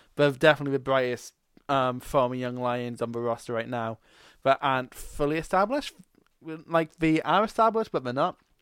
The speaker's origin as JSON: {"language": "English", "region": "Scotland", "country": "United Kingdom", "said": "I'm Scottish"}